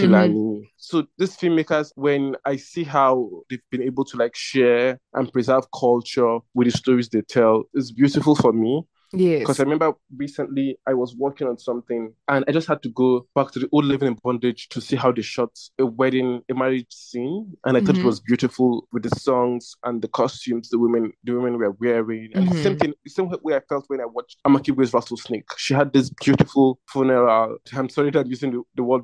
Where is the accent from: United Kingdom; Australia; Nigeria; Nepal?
Nigeria